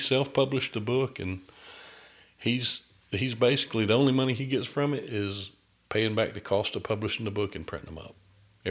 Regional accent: the South, United States; I'm from the South. I'm almost 300 pounds, but I don't really like salt a lot.

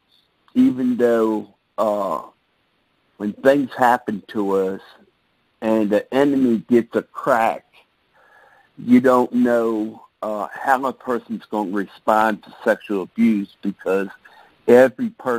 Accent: Baltimore, Maryland, United States; I came from Baltimore, Maryland, born and raised

